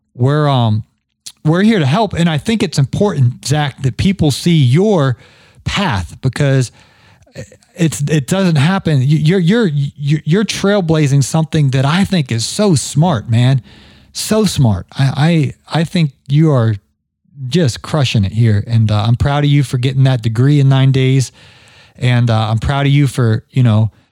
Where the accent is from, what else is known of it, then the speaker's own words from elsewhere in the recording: Ohio, United States; accent: Ohio-ness; now in Georgia, United States; I'm from Ohio originally. I I, heard, I heard my Ohio-ness in there. I've been I lived in Georgia now for what uh, almost 20 years.